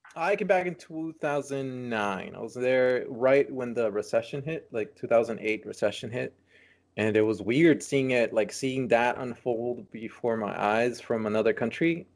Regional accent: San Francisco, California, United States; born or raised there; also born or lived in Nicaragua

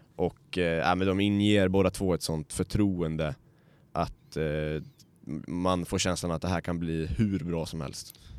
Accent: Sweden

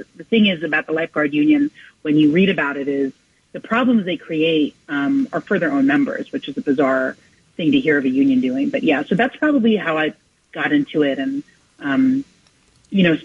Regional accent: New York City, New York, United States; I grew up out by the beach. I grew up out in Rockaway

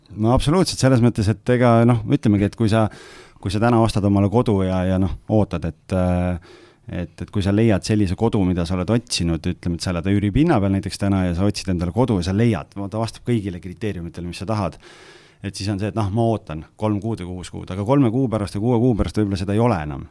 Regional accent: Lääne-Viru County, Estonia; ma olen ise Lääne-Virumaalt

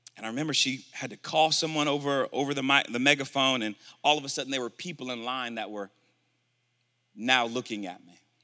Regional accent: Milwaukee, Wisconsin, United States; moved away; also born or lived in Tulsa, Oklahoma; I'm originally from Milwaukee, Wisconsin.

